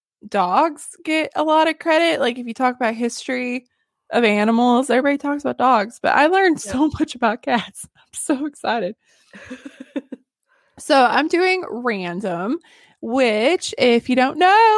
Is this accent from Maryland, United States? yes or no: no; Northern Arkansas, United States; I'm from Northern Arkansas.